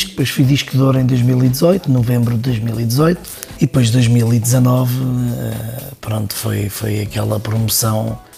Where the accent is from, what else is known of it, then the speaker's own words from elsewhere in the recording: Leiria, Centro, Portugal; Nascido mesmo na cidade, no centro da cidade. É que nem foi no hospital nasci na Casa de Saúde de Leiria